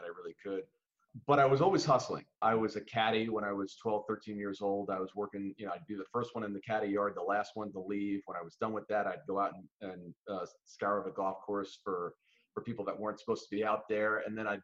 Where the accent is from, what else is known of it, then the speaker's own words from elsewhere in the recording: New Jersey, United States; we grew up in New Jersey